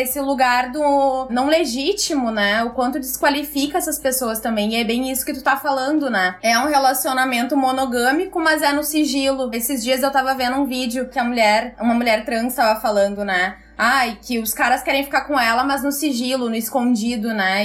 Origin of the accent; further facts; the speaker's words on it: Porto Alegre, Rio Grande do Sul, Brazil; sou de Porto Alegre